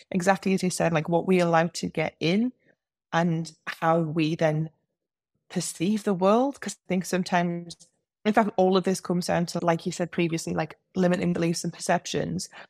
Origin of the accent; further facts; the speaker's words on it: England, United Kingdom; accent: English; my English accent